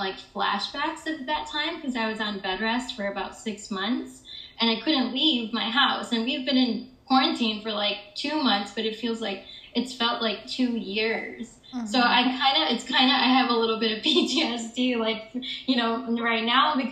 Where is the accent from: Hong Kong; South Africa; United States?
United States; Michigan; moved away as an adult; also born or lived in Chicago, United States; now in New York City, United States; I'm originally from Michigan, the suburbs of Michigan